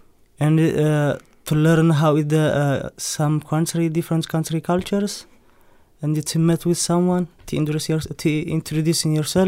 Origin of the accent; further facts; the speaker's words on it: Eritrea; English is a second language; now in United Kingdom; I come from Eritrea